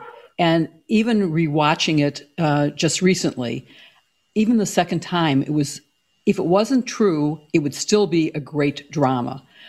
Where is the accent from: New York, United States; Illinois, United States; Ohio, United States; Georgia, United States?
Illinois, United States; Chicago; I am a Chicagoan